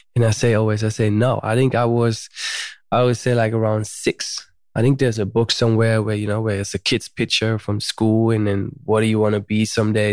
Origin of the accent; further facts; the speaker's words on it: Germany; moved away as an adult; also born or lived in United States; now in Malibu, United States; I was born in Germany